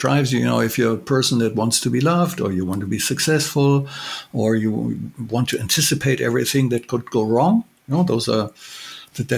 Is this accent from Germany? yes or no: yes; Germany; I'm from Germany